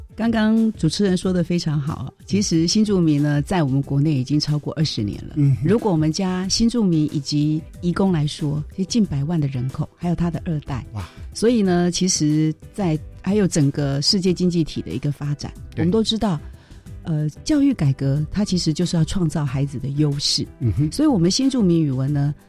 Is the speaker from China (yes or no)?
no; Taiwan; 我们台湾，比如说我闽南人说，老赵